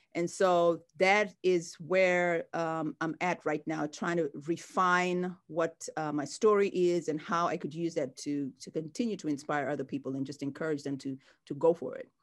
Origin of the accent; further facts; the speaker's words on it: Mombasa, Mombasa County, Kenya; moved away as an adult; now in United States; I grew up in Kenya, in the coastal town of Mombasa